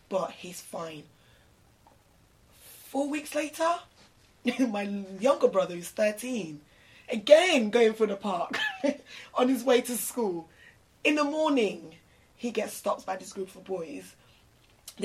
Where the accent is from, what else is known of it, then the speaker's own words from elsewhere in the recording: London, United Kingdom; as a Londoner, growing up in London, back in the day